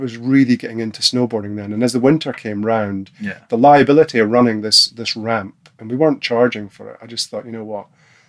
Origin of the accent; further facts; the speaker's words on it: Aberdeen, Scotland, United Kingdom; In Aberdeen.